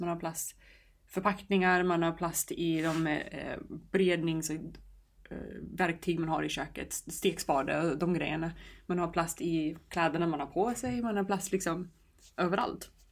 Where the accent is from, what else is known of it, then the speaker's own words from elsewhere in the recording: New York, United States; now in Sweden; Jag kommer från New York och växte upp på en ö utanför New York City där det fanns väldigt fina stränder.